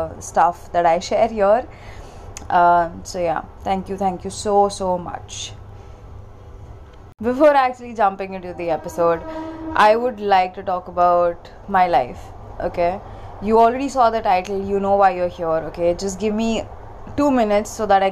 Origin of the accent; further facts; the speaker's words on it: India; also born or lived in Mumbai; I'm an Indian. I stay in India. I'm in Mumbai right now.